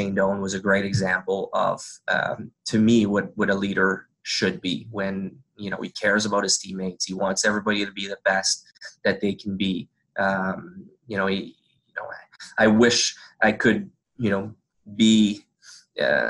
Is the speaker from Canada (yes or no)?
yes; Canada; first language French; English is a second language; when I first turned pro, I didn't speak English